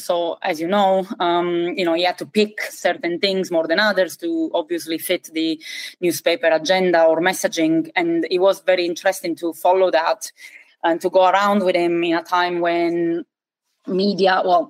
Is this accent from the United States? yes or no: no; Calabria, Italy; moved away as an adult; also born or lived in Bologna / Milan; I was born in Calabria, and at the time, Calabria is the region at the boot of the Italian, at the toe of the Italian boot. When I was growing up, it felt like there was nothing to do there.